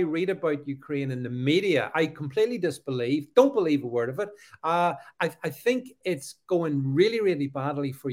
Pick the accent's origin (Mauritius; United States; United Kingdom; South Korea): United Kingdom; as a Brit